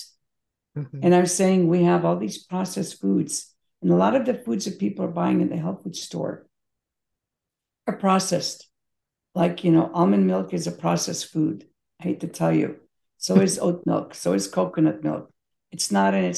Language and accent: English; Belgrade, Serbia; moved away; I was born in Belgrade, former Yugoslavia, now Serbia. My mother, when I was a child, used to go to the open air market